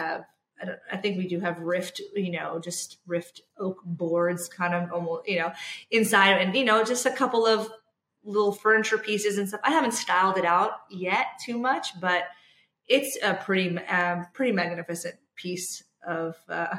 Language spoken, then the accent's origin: English; New York, United States; I always used to think they were so exotic, right? Just because I'm from New York.